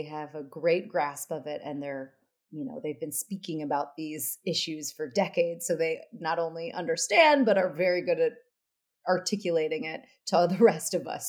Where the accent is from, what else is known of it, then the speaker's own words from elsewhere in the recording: United States; moved away as an adult; now in London, United Kingdom; being an American living in London, I've really noticed that when I moved out of America